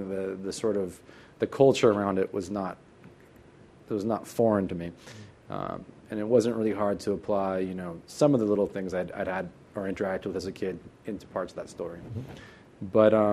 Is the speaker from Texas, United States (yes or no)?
no; Oakland, California, United States; also born or lived in Santa Cruz, California; I am from Oakland, California